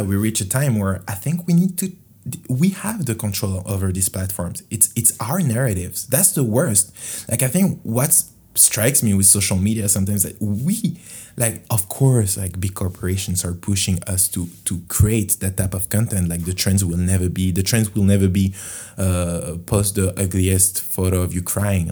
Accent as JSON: {"language": "English", "country": "France", "second_language": "English", "said": "In French, huh, obviously, because I'm from France."}